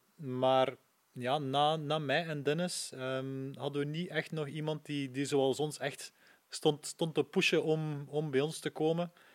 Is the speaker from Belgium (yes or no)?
yes; Poperinge, Flanders, Belgium; ik ben van Poperingen afkomstig